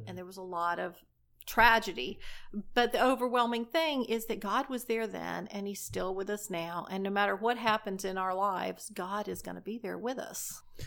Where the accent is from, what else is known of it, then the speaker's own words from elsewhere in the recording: Destin, Florida, United States; I grew up in Destin, Florida, and I grew up in the church.